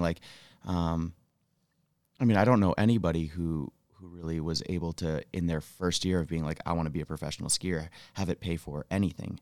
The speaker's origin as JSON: {"language": "English", "town": "Rutland", "region": "Vermont", "country": "United States", "tie": "born or raised there", "moved": "as an adult", "lives_now": "Jackson Hole, United States", "said": "I'm originally from Rutland, Vermont"}